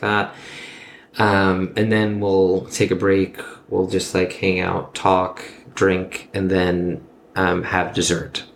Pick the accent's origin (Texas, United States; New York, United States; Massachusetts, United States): New York, United States; born and raised in New York.